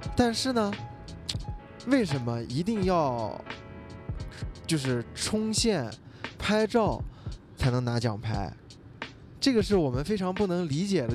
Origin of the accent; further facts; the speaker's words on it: Xinjiang, China; 我作为一个新疆人